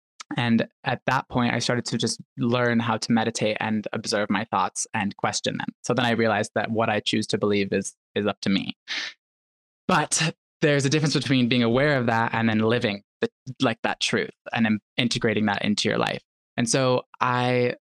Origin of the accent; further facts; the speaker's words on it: Chicago, Illinois, United States; moved away as an adult; also born or lived in New York City; I grew up in Chicago, like in the North Shore of Chicago, like the northern suburbs